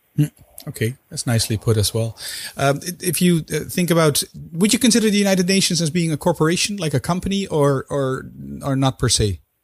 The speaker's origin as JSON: {"language": "English", "country": "Netherlands", "said": "both being Dutch."}